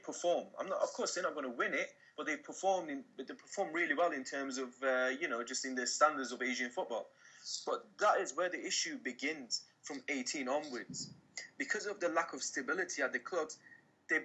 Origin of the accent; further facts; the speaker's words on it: Iran; moved away; I grew up in Iran